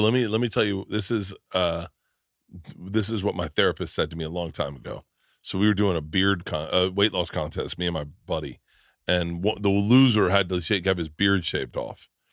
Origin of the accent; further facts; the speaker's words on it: Tampa, Florida, United States; I grew up in Florida